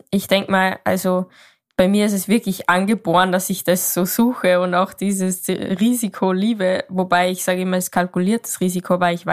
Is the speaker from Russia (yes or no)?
no; Salzburg, Austria; Ich komme aus Österreich, mhm.